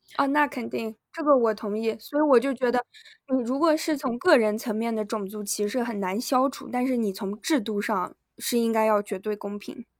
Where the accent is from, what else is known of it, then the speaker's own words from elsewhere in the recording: Yunnan, China; moved away; 我们是云南的